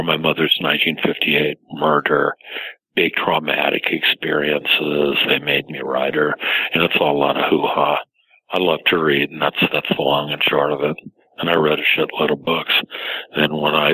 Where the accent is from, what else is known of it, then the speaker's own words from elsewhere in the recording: Los Angeles, California, United States; I grew up in Los Angeles, and my father was a Hollywood bottom feeder